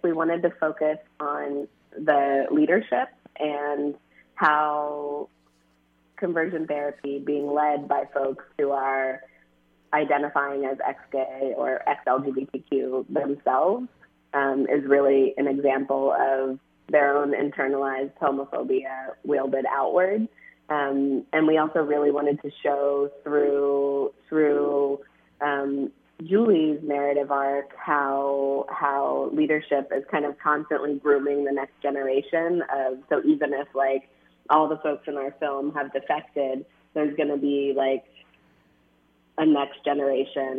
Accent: Florida, United States; I grew up evangelical and in Florida

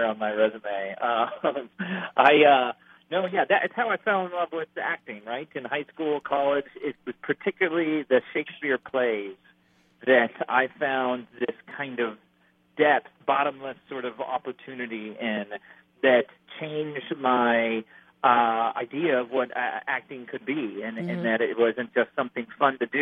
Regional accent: Los Angeles, California, United States; I grew up in Los Angeles, it's my home

